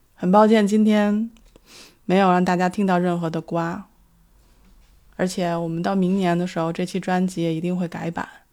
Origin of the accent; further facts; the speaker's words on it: Beijing, China; now in Sydney, Australia; 我所居住的城市是澳大利亚悉尼。 跟我的家乡北京， 刚好是反季